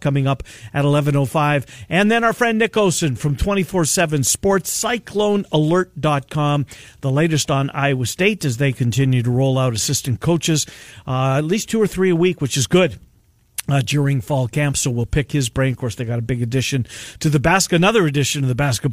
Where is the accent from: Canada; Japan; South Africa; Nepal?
Canada; I'm a Canadian